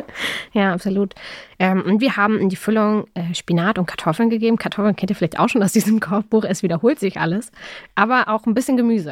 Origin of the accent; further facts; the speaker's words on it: Berlin, Germany; ich bin ja in Berlin aufgewachsen